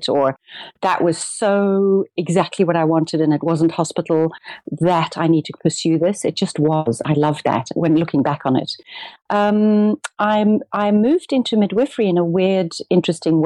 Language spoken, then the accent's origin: English; South Africa; also born or lived in Amsterdam / Cape Town; I'm a South African and I live between Amsterdam and Cape Town, 6 months each